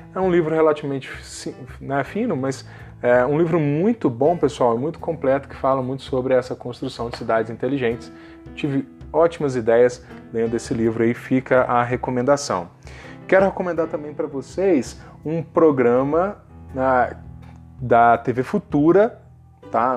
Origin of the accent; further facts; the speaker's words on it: Juiz de Fora, Minas Gerais, Brazil; da minha cidade natal, que é Juiz de Fora, né, no interior de Minas Gerais